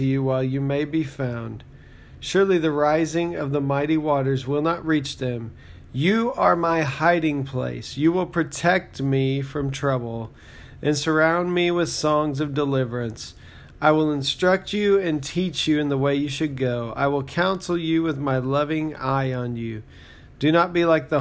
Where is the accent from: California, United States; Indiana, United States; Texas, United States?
Texas, United States; now in Oklahoma, United States; So I live in Oklahoma, and I grew up in Texas